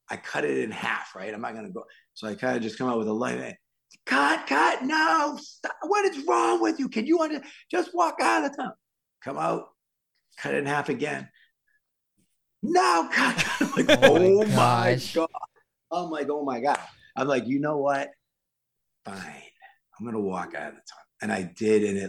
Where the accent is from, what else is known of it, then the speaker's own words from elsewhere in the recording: Worcester, Massachusetts, United States; accent: Worcester; I grew up in Worcester